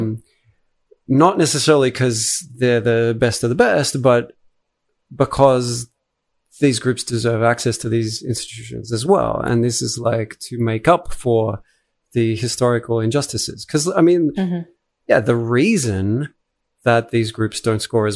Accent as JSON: {"language": "English", "country": "Australia", "said": "as an Australian"}